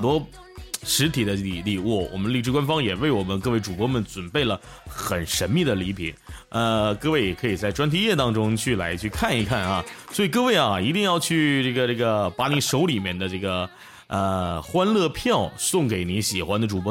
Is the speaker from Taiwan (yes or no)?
no; Northeast China, China; 我是东北